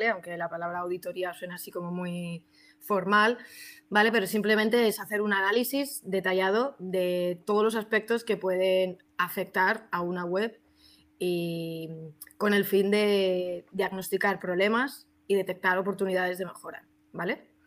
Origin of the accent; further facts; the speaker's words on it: Madrid, Community of Madrid, Spain; fuera de España soy de Madrid y dentro de Madrid ya